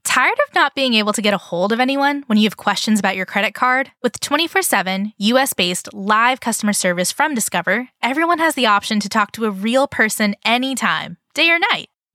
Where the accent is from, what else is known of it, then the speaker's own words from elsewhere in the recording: California, United States; we are also California brands